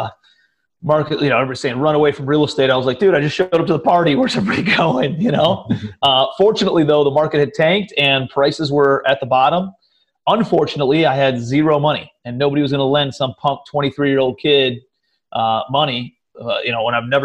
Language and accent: English; Cleveland, Ohio, United States; moved away as an adult; also born or lived in New York City / Charleston; I'm from Cleveland, Ohio originally, but my brother lived out in New York City. And so I moved out to New York after college